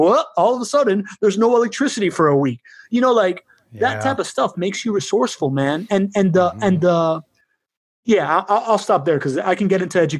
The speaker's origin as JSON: {"language": "English", "country": "Venezuela", "said": "I come from Venezuela."}